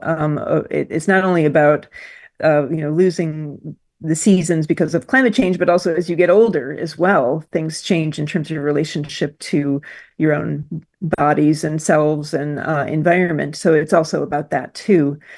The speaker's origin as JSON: {"language": "English", "region": "Michigan", "country": "United States", "tie": "born or raised there", "moved": "yes", "lives_now": "Australia", "said": "I grew up in Michigan"}